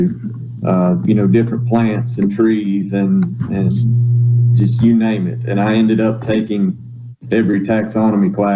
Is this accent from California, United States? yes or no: no; southeastern Arkansas, United States; now in Mississippi, United States; I grew up in Arkansas